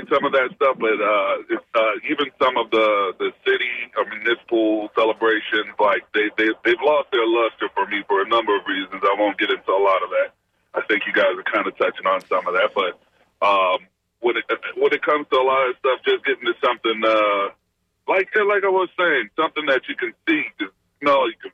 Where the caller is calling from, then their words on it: Brandon, Florida, United States; I'm calling from Brandon.